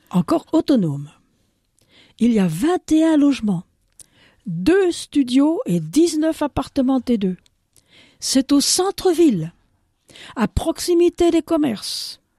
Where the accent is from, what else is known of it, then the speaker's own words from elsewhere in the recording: Burkina Faso; also born or lived in France; Mais eh française aussi, hein. N'oublie pas de le dire quand même. deuxième nationalité, je suis burkinabé.